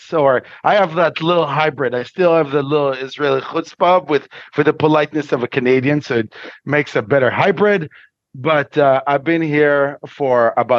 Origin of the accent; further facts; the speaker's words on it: Chernivtsi, Chernivtsi Oblast, Ukraine; moved away; But we were very much Ukrainian. We came from Chernivtsi. a really Jewish town on the border of Romania and Ukraine.